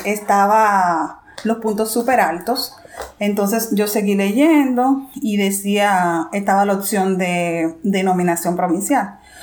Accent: Santo Domingo, Dominican Republic; moved away as an adult; also born or lived in Regina, Canada; now in Saskatoon, Canada; soy dominicana y vivo aquí con mi esposo en Saskatchewan

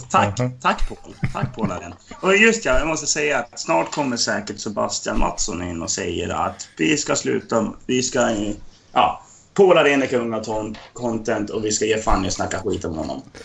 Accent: Dalarna County, Sweden; jag är dalkarl, för att jag är från norra Dalarna.

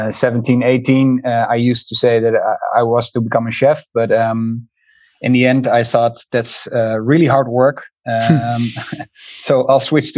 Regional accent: Haarlem, North Holland, Netherlands; now in Amsterdam, Netherlands; From Amsterdam as well. I was born in Amsterdam, raised in Haarlem, which is a city 20 minutes by car from Amsterdam. But now I'm back living and working in Amsterdam.

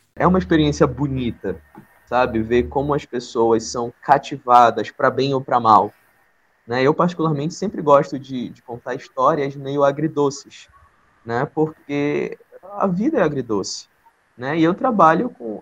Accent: Manaus, Amazonas, Brazil; quem sou eu enquanto amazonense, enquanto um amazonense da cidade, né, enquanto um amazonense de Manaus

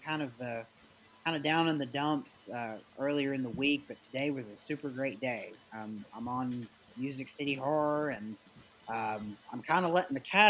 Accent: Nashville, Tennessee, United States; I am one of the last true blue Nashvillians

